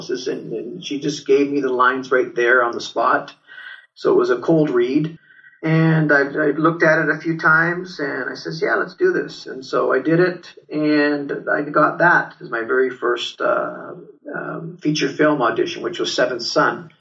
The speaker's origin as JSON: {"language": "English", "town": "Turin", "region": "Piedmont", "country": "Italy", "tie": "born or raised there", "moved": "yes", "lives_now": "Canada", "said": "I was born in Torino, uh, which is in the north"}